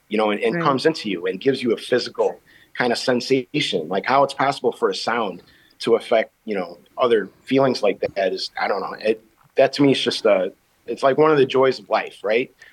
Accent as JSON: {"language": "English", "town": "Chicago", "region": "Illinois", "country": "United States", "tie": "born or raised there", "said": "I grew up in the back of the yards in Chicago. I'm from the South Side"}